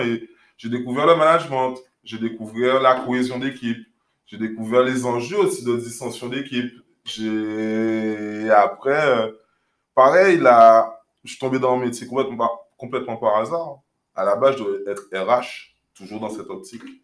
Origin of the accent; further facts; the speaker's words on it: Guadeloupe; moved away as an adult; also born or lived in Paris; J'ai grandi en Guadeloupe